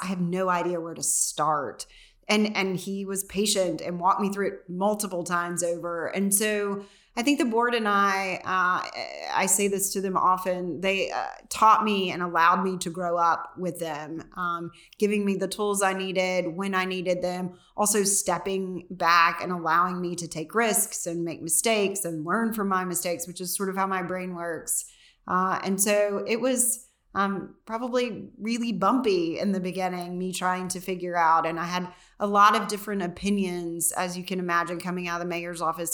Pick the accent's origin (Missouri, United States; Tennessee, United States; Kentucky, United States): Tennessee, United States; McMinnville; I grew up in McMinnville.